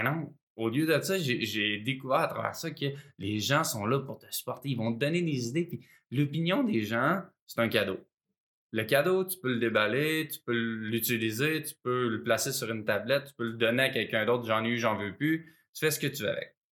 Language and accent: French; Sherbrooke, Quebec, Canada; j'ai grandi à Sherbrooke dans les cantons de l'Est